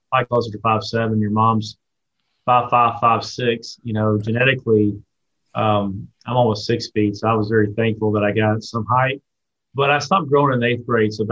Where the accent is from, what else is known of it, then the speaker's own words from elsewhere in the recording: Watkinsville, Georgia, United States; Watkinsville's changed from the standpoint, um, you know, as, as, as, Athens has grown, Athens